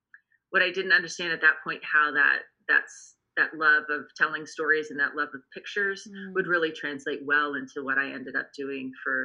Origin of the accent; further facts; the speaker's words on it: Washington, District of Columbia, United States; also born or lived in Baton Rouge, Louisiana; I'm a Southern girl by birth. I was born in Baton Rouge, Louisiana. And then my family moved to Washington, D.C. when I was five. Okay. So I really grew up in the district and just outside of the district